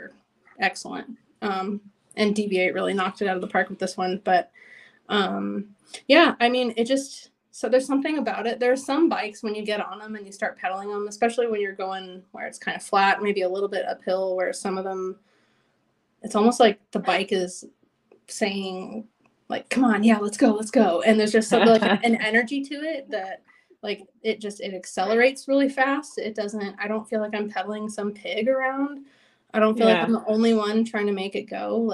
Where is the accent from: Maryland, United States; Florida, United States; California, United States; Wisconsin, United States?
California, United States; Los Angeles; I grew up in Los Angeles